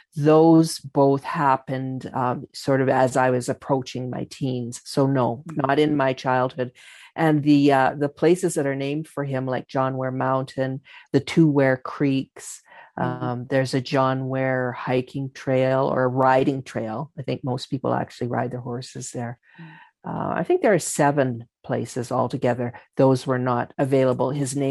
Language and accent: English; Calgary, Alberta, Canada; So growing up in Calgary, being born here, you actually cannot avoid that identity.